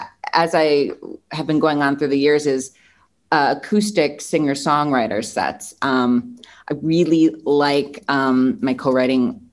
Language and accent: English; Milwaukee, Wisconsin, United States; now in Los Angeles, United States; I'm born and raised in Milwaukee, Wisconsin, but it's about 90 minutes north of Chicago